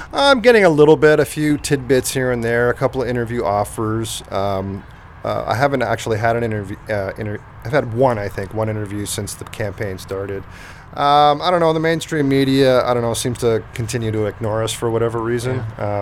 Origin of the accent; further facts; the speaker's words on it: Canada; growing up in Canada